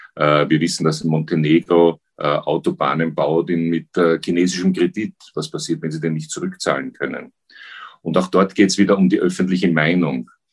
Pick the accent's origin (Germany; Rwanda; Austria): Austria; als Österreicher